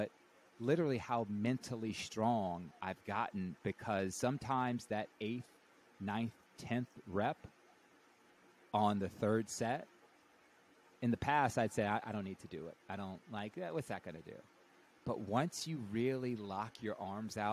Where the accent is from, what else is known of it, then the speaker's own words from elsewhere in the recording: the South, United States; I was raised Catholic in the South